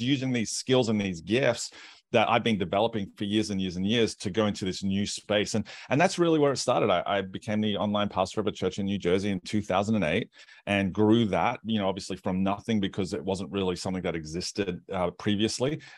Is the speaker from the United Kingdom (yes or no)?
no; Australia; moved away as an adult; also born or lived in United States